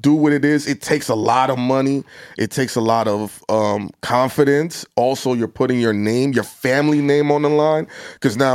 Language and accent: English; New York City, New York, United States; I'm from Brooklyn